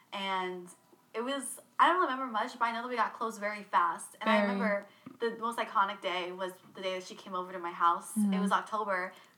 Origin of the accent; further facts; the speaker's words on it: Charleston, South Carolina, United States; also born or lived in Bremerton, Washington / England; I've lived in Charleston almost my entire life. I moved here whenever I was 5. I was born in Seattle and then moved, well, Bremerton